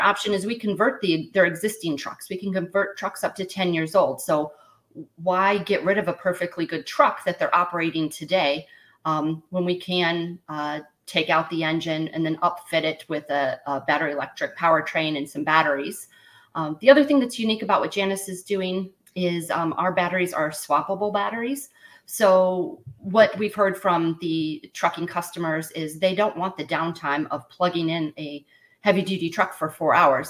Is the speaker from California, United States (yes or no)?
yes; Los Angeles, California, United States; moved away; also born or lived in Midwest; I grew up in San Pedro um, by the port of Los Angeles and Long Beach